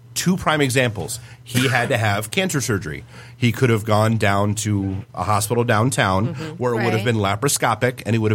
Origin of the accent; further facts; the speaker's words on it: Detroit, Michigan, United States; Where are you from? Detroit.